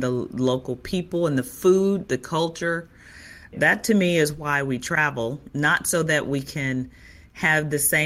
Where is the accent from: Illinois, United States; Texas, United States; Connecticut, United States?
Illinois, United States; Chicago; I'm originally from Chicago